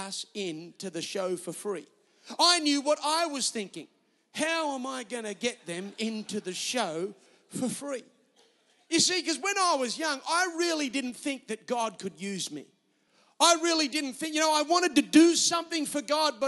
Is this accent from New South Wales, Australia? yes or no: yes; Newcastle, New South Wales, Australia; accent: Australian; Newcastle, my hometown.